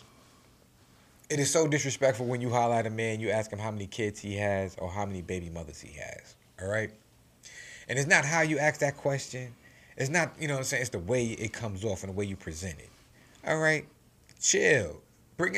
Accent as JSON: {"language": "English", "town": "New York City", "region": "New York", "country": "United States", "tie": "born or raised there", "said": "I grew up in New York City, you know what I'm saying, born in the 80s, raised in the 90s"}